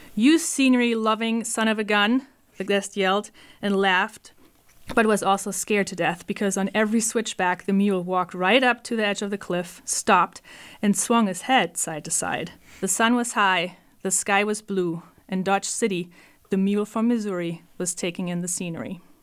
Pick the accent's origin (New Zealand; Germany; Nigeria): Germany; moved away; I'm from Germany